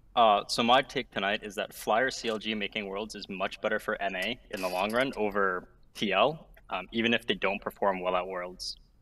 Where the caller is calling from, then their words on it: Ontario, Canada; I'm calling from Ontario, Canada